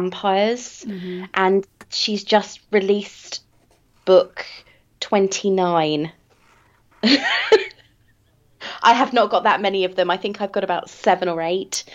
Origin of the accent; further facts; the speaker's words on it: England, United Kingdom; I am English, and at a certain point in history, I think at the time of the War for Independence, we stopped learning American history at school